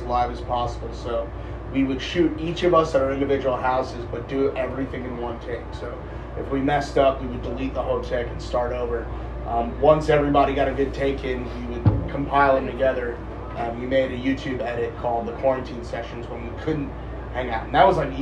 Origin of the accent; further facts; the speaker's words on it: New York, United States; moved away as an adult; now in Denver, United States; I'm from New York originally